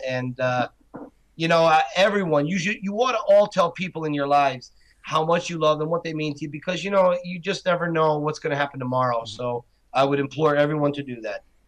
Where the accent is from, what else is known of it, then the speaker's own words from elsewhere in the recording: Scranton, Pennsylvania, United States; now in Camp Hill, United States; my hometown of Scranton and Philly and here in Camp Hill where we live